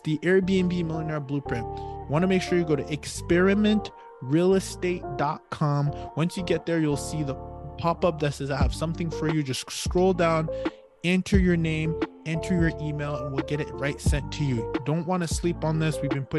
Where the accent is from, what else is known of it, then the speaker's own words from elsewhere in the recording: Ottawa, Ontario, Canada; moved away; also born or lived in Hamilton / Toronto; Cause I did say that before that, like my brother went to UBC, and that's because we actually grew up in Ottawa. Well, Hamilton, Toronto, Ottawa. Then I left Ottawa, went to Boston.